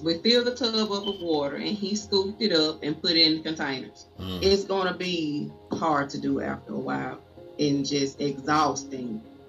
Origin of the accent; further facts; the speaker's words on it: Jackson, Mississippi, United States; I've never experienced anything like this in my hometown before.